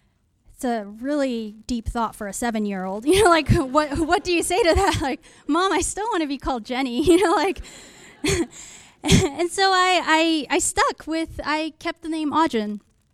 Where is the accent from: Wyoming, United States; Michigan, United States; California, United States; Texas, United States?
California, United States; also born or lived in Seoul, South Korea / Canary Islands, Spain; I moved around a lot when I was young. I was born in Seoul, South Korea, and then moved to the Canary Islands at the age of five. And then before we moved to California when I was seven